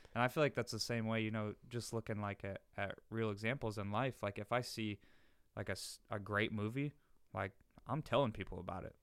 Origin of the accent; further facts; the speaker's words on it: the North, United States; moved away; I'm from the North